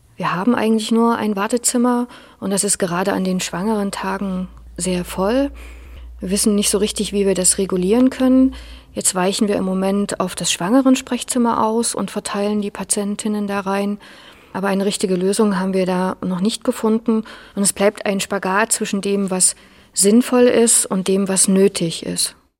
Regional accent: Leipzig, Saxony, Germany; Ich bin in Leipzig geboren und aufgewachsen

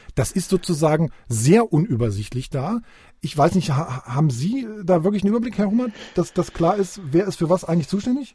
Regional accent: Magdeburg, Saxony-Anhalt, Germany; als Magdeburger

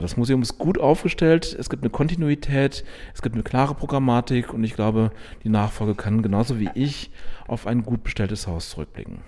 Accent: Münster, North Rhine-Westphalia, Germany; moved away as an adult; now in Chemnitz, Germany; ich bin in Münster aufgewachsen

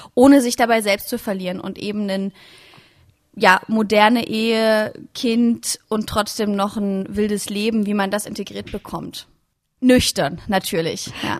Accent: Leipzig, Saxony, Germany; Ich bin in Leipzig geboren, war dort total viel in der Techno- und Clubszene unterwegs

